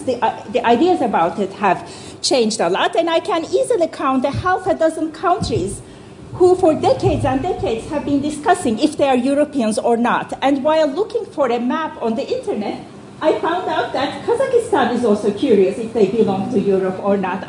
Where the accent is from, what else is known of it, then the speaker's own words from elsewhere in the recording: Turkey; I am from Turkey